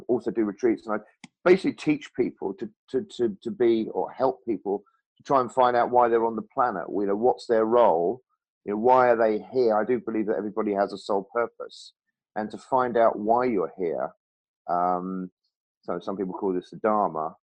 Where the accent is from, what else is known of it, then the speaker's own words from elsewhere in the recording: Norfolk, East of England, United Kingdom; when I was actually in Norfolk, sort of from about 7 to 18, and when I was at school there at 13